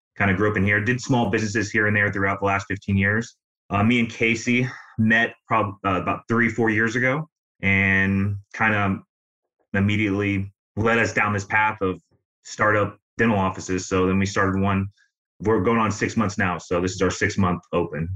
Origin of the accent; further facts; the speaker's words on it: Illinois, United States; now in Tampa, United States; I grew up in Illinois, but I've been here for about 15 years